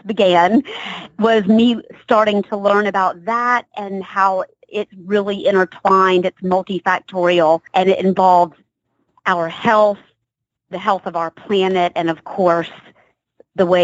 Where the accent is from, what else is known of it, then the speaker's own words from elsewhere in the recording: Savannah, Georgia, United States; also born or lived in Baltimore, Maryland; now in Atlanta, United States; I'm from Georgia. I grew up in Savannah, and I've been in and out of Atlanta. So I'm back home